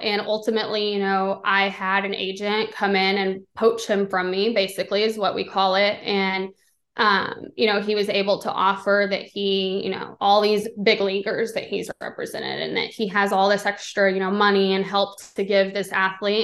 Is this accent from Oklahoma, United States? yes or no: no; Texas, United States; I'm originally from Texas, so I grew up, you know, having tickets.